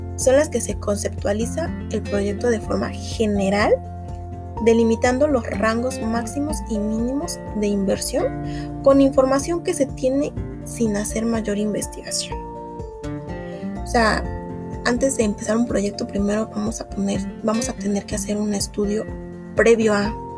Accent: Mexico; somos mexicanos

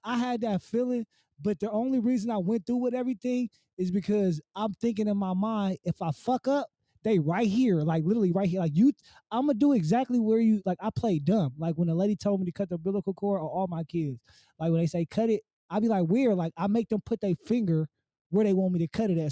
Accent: Oakland, California, United States; being an Oakland native because I'm born and raised in Oakland

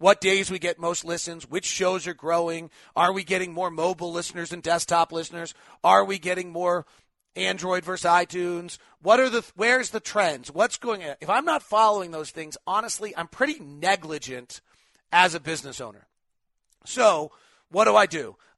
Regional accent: Perth, Western Australia, Australia; Hey, David, I'm from Perth, Western Australia.

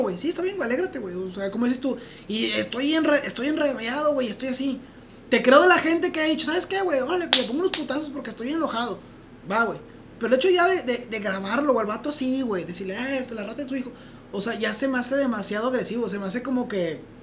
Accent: Mexico; nosotros como mexicanos

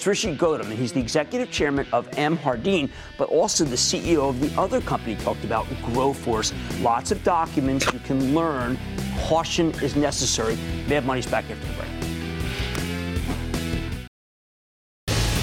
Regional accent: New Jersey, United States; New Jersey, my home state

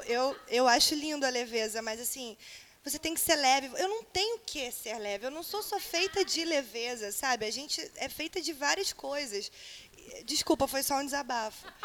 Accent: interior of Paraná, Brazil; moved away as an adult; now in Rio de Janeiro, Brazil; sou do interior do Paraná

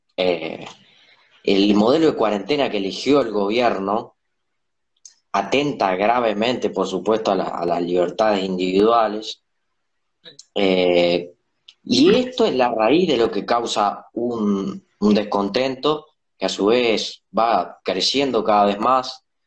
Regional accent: Paraná, Entre Ríos, Argentina; soy de Paraná.

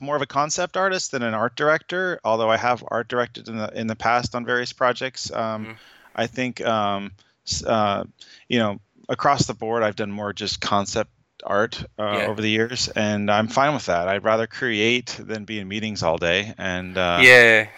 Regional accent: Northern California, United States; I started my humble beginnings where I grew up in Northern California

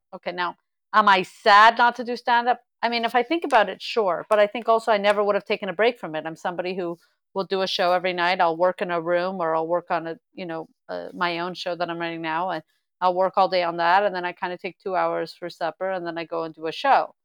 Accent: Montreal, Quebec, Canada; I'm from Montreal.

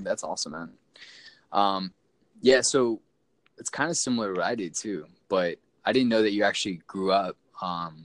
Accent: Orange County, California, United States; moved away; I'm from Orange County

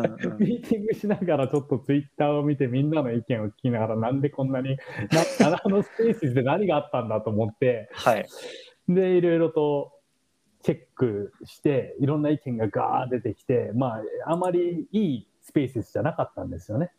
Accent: Japan; moved away as an adult; now in San Francisco Bay Area, United States

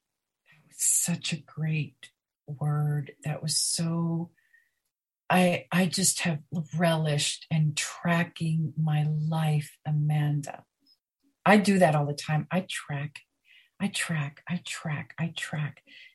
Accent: Chiang Mai, Thailand; I'm from Chiang Mai, Thailand

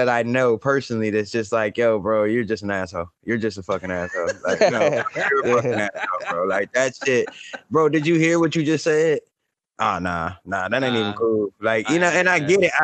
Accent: Compton, California, United States; moved away; also born or lived in Mississippi; I grew up in Compton

